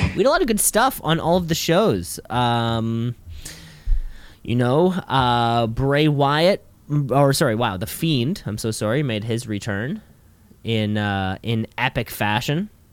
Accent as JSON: {"language": "English", "country": "Canada", "said": "as a Canadian"}